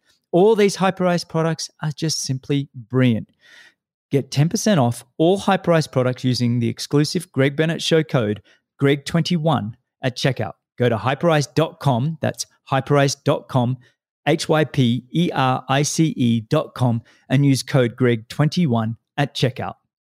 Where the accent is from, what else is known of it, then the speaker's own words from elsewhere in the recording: Australia; now in United States; You know, I'm Australian, living in the US.